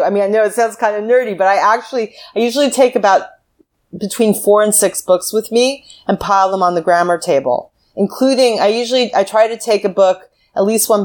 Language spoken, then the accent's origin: English; United States; As an American